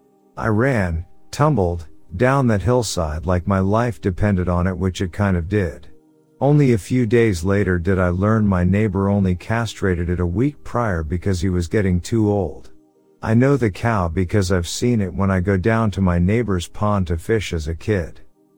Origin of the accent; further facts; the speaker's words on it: Alberta, Canada; I'm from Alberta, Canada. Take this as you will, and I promise you it's not a word of lies. I grew up with Bigfoot.